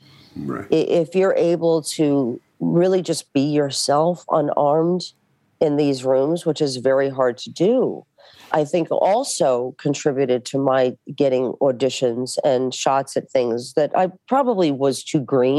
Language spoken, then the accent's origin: English; New York City, New York, United States; moved away; I'm from Bensonhurst